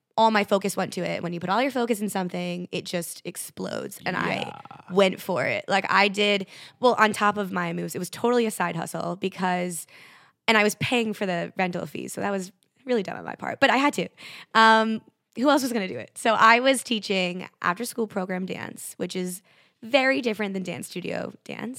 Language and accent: English; Connecticut, United States; moved away as an adult; now in New York City, United States; I stayed at home for a year in Connecticut